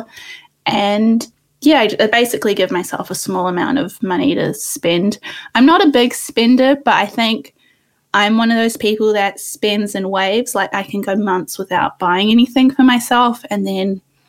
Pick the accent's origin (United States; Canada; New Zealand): New Zealand; accent: New Zealand; also born or lived in India; So I came to New Zealand when I was 2, and I came from India.